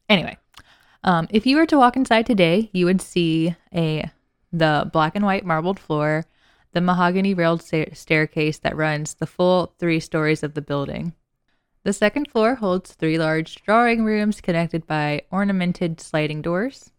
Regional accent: the South, United States; being from the South

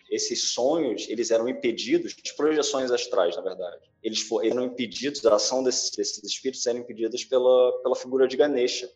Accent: Brazil; a gente tem muita facilidade sendo brasileiro

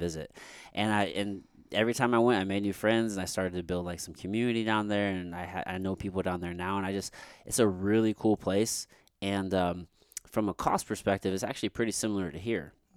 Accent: Jefferson City, Missouri, United States; growing up in Jeff City, my friend and I, we would just smoke weed and just drive backwoods roads

